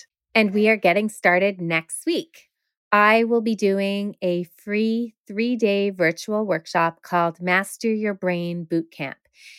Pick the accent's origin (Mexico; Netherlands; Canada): Canada; I am a Canadian speech therapist, only able to work with people within the province of Ontario.